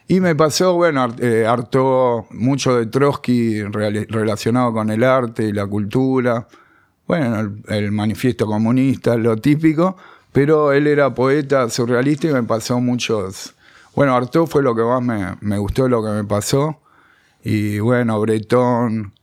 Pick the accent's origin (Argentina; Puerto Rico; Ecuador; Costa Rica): Argentina; Buenos Aires; also born or lived in Béccar / Sarandí; nací acá en Capital, de Saavedra. Después viví en la adolescencia en Becar, volví a Saavedra